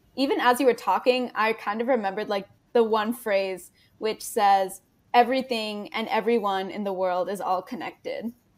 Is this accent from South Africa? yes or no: no; Canada; I'm a Canadian high school student